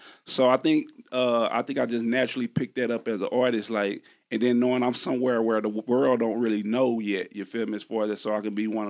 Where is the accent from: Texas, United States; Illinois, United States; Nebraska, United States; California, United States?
Texas, United States; I'm from Texas.